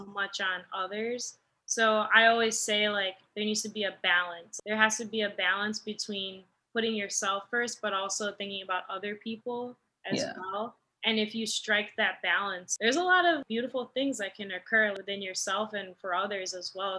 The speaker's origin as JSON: {"language": "English", "town": "Naperville", "region": "Illinois", "country": "United States", "tie": "born or raised there", "moved": "as an adult", "said": "after we moved away from Naperville"}